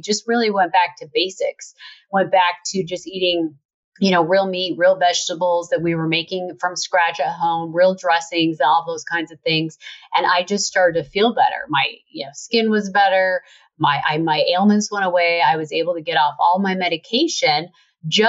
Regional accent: Utah, United States; I grew up in Utah

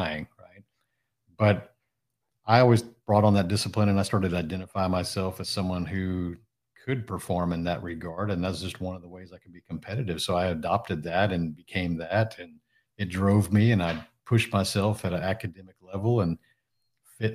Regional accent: Houston, Texas, United States; also born or lived in Japan; I'm actually originally from the Houston area. I still live in the Houston area. I was actually born in Japan.

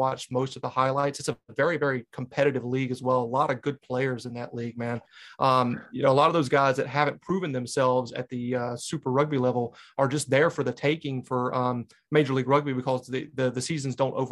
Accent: North Carolina, United States; now in New Hampshire, United States; When I grew up in North Carolina, it's pretty in the Blue Ridge Mountains

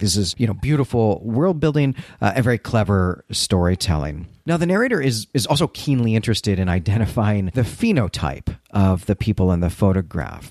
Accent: Midwest, United States; also born or lived in Chicago suburbs; now in Philadelphia, United States; being a Midwesterner

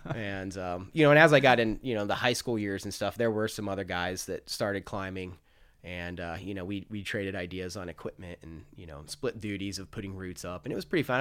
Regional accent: Farmington, New Mexico, United States; grew up in Farmington, New Mexico

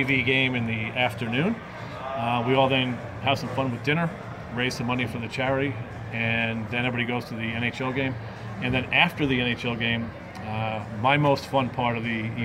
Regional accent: New York, United States; Being a New Yorker

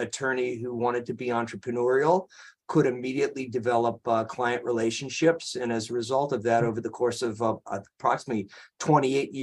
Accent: Cleveland, Ohio, United States; moved away as an adult; also born or lived in Michigan / Berkeley, California; now in San Francisco, United States; I grew up in Cleveland, Ohio

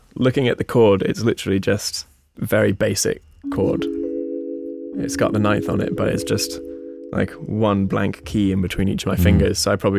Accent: United States; born there; He lived in America. I was born in America.

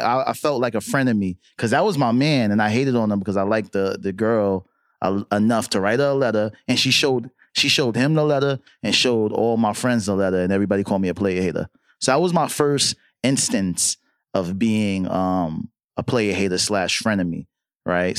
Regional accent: New York City, New York, United States; I'm from Harlem, right? So being from Harlem

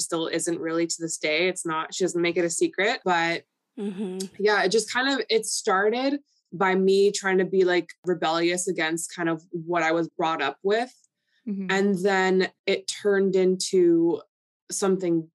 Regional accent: Toronto, Ontario, Canada; first language Polish; English is a second language; So I was born and raised in Toronto, and my first language was Polish. So I didn't speak English till I was like in grade school

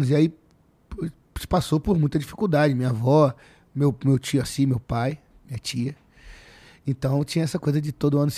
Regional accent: Rio de Janeiro, Brazil; born there; Nasci. Eu nasci na Joaquim na Luz Maçom

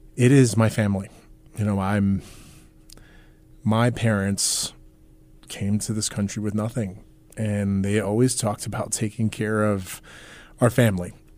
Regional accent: New York, United States; moved away as an adult; also born or lived in Queens, New York / Long Island / Brooklyn; now in Nebraska, United States; I was born in Queens, raised all over New York, Long Island, upstate New York

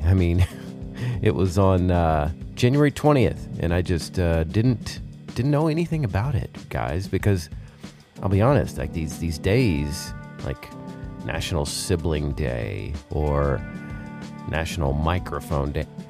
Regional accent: Arkansas, United States; grew up in Arkansas

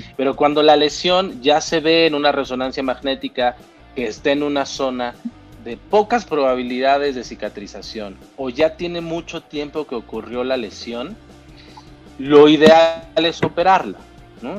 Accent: Mexico; soy mexicano

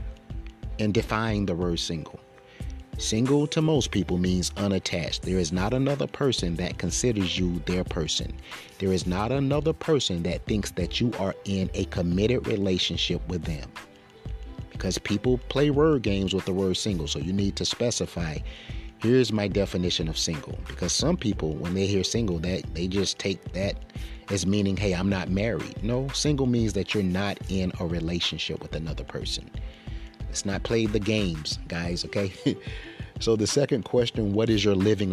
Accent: Florence, South Carolina, United States; moved away; That's my old stomping grounds. Originally, I'm from Florence

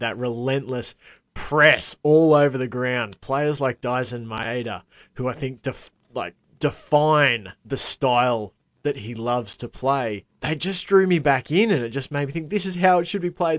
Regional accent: Australia; as an Aussie

